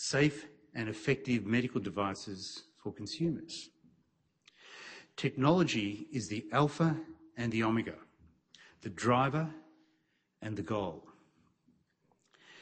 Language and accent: English; Melbourne, Victoria, Australia; my hometown of Melbourne